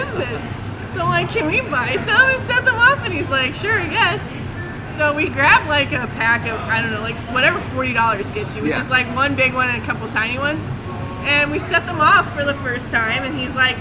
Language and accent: English; Southern California, United States; also born or lived in Central Valley, California; in my hometown in Southern California